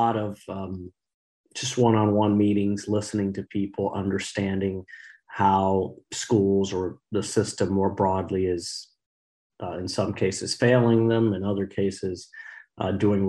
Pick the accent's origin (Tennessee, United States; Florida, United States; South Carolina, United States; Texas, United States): Florida, United States; Miami; I was born in Miami in 1980. My parents fled Cuba in the 1960s.